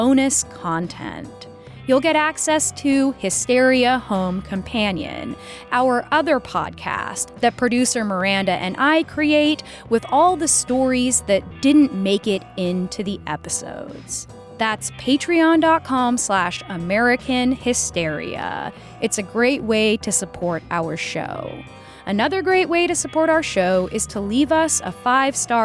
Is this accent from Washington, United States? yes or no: yes; Puget Sound, Washington, United States; in my hometown. One night when I was a teenager, I was at a gathering on the hidden train tracks beside the salty swamp of the Puget Sound